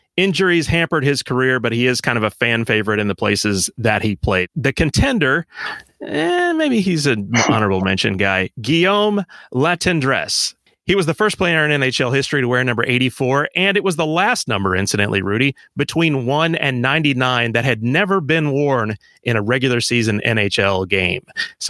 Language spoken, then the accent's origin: English; Midwest, United States; And I grew up in the Midwest